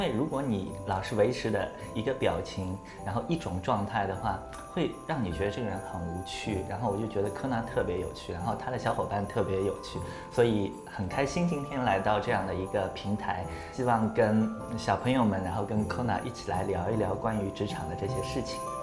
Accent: Shanghai, China; also born or lived in Qingdao; 那时候是零六年刚刚硕士毕业，我是上海人，然后从青岛回到上海

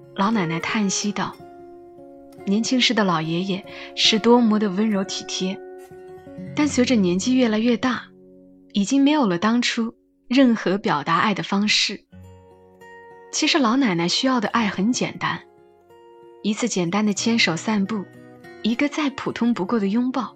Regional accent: China; 我们中国人好像就是这样

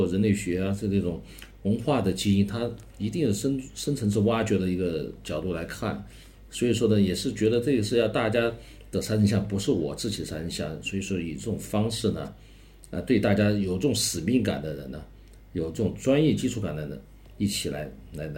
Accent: Chongqing, China; 按照我们重庆自身本身也应该也有这么好的。东西出来能展现重庆，展现我们重庆人，嗯，所以这个它也有一个情怀在里面

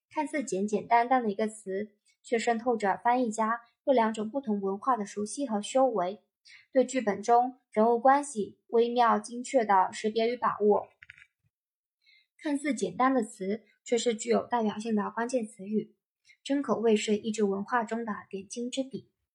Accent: Beijing, China; 因为我从小生活在北京

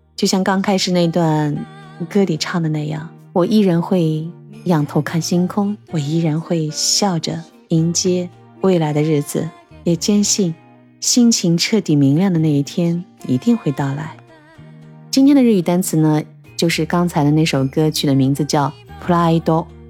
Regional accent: Shanghai, China; 我们上海人到底在怕着什么？

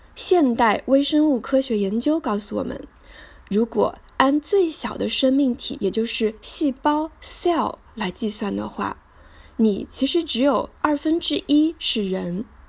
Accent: Hangzhou, Zhejiang, China; 一九八八年的六月，我出生在浙江省杭州市，美丽的杭州西子湖畔吴山脚下，度过了我的童年、小学和初中生涯

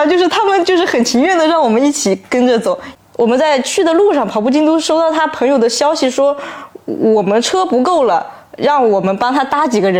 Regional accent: Zhejiang, China; 啊我就是江浙沪的

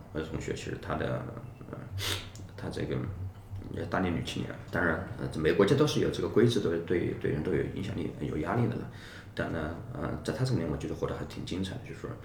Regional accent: rural Hubei, China; moved away as an adult; now in India; 我本身就是一个在，呃，湖北农村的出生的一个小孩儿

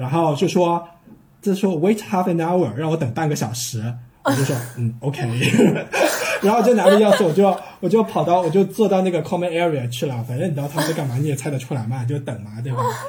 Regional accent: China; 因为因为真的只有我一个中国人早上起来会把床铺稍微整理一下

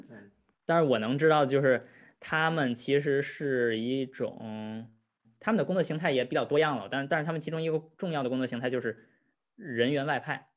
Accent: Tianjin, China; 像我们天津那边经常说俗话

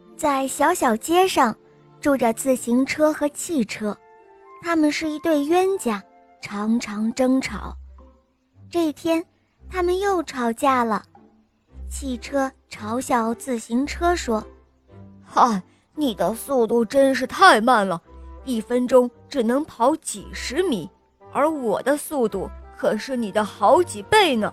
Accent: Shenzhen, Guangdong, China; 我今年五岁了，我来自深圳

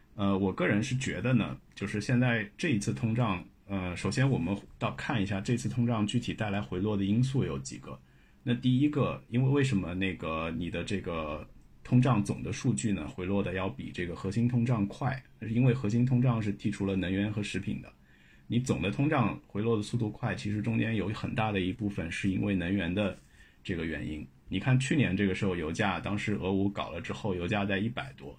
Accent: China; 我们作为中国人

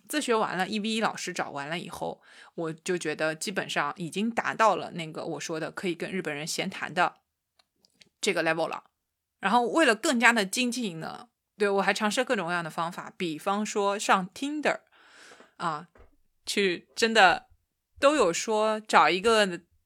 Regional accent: China; moved away as an adult; now in Japan; 我告诉他我是一个中国姑娘

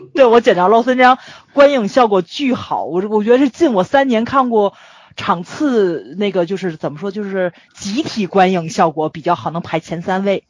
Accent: Tianjin, China; accent: Tianjin dialect; 我们天津人

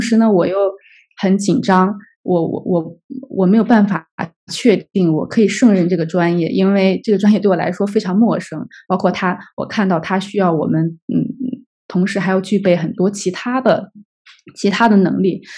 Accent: China; 当时我们那届只有我一个中国人

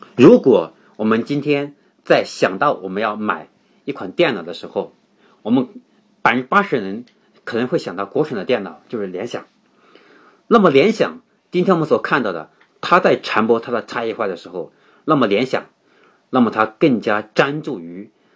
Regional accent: China; 我们中国人

